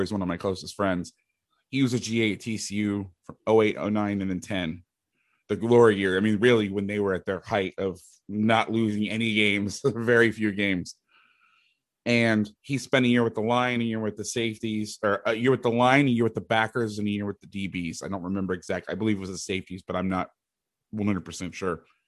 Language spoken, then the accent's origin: English; Orlando, Florida, United States; moved away as an adult; also born or lived in Bay Area, California / Jackson, Mississippi / Fresno, California; I'm from Orlando, Florida. I'm actually living in the house that I, I grew up